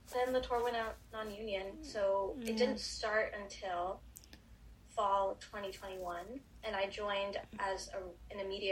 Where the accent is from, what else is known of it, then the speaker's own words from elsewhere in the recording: San Antonio, Texas, United States; I grew up in San Antonio